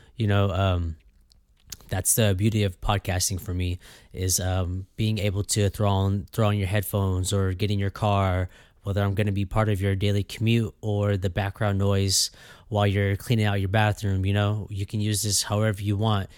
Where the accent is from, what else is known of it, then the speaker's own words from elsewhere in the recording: Fresno, California, United States; I was born and raised here in Fresno, California